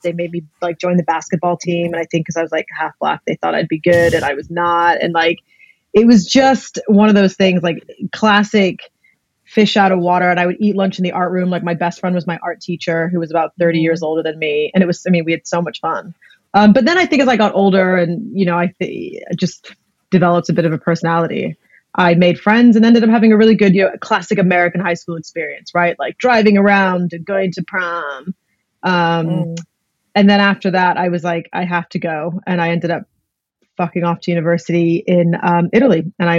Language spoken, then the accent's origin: English; Blackpool, North West England, United Kingdom; moved away; also born or lived in Greece; I grew up in Blackpool and then the north of England. And then my dad's job actually moved us to Greece after that. So I've grown up in a few different countries